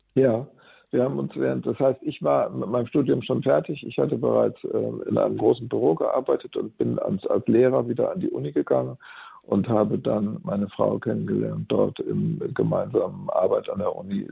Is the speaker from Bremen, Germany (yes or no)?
yes; Bremen, Germany; als ich als Jugendlicher und junger Erwachsener aufgewachsen bin in Bremen